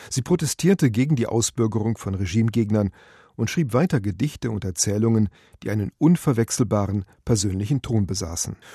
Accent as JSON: {"language": "German", "region": "Berlin", "country": "Germany", "tie": "born or raised there", "said": "Da in berlin Reinigendorf, wo ich aufgewachsen bin, bin ich in die Stadtbücherei gegangen"}